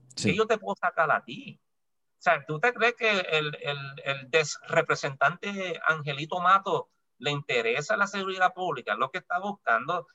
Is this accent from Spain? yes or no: no; Puerto Rico; yo soy puertorriqueño